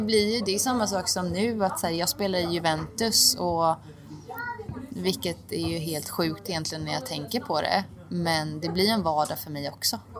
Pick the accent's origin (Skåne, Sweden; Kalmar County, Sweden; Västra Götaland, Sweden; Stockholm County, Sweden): Kalmar County, Sweden; Oskarshamn; moved away as an adult; now in Turin, Italy; jag är från Oskarshamn